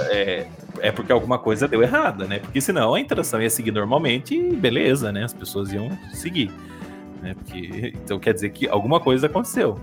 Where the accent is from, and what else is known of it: Brazil